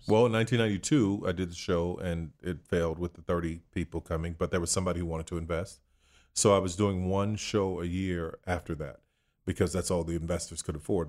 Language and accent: English; New Orleans, Louisiana, United States; Born and raised in New Orleans, Louisiana